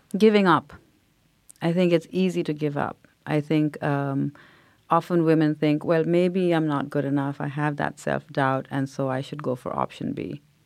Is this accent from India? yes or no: yes; India; now in United States; growing up in India because everybody looked like me